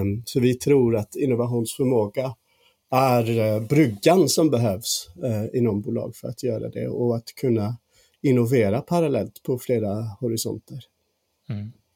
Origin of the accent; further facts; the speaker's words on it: England, United Kingdom; Swedish is a second language; moved away as an adult; now in Sweden; Jag är faktiskt engelsman men har bott här i 13 år